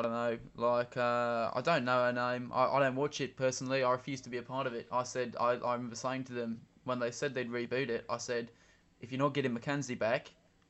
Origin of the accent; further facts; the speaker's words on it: Barry Island, Wales, United Kingdom; I'm from Barrie Island in Wales.